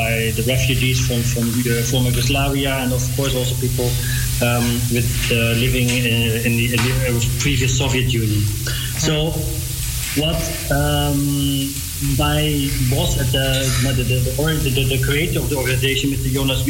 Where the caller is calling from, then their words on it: Brussels, Belgium; Now I'm calling from Brussels.